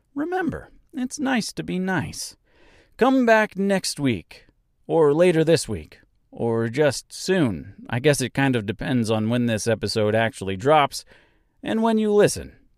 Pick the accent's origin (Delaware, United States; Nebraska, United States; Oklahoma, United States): Nebraska, United States; my hometown here in Nebraska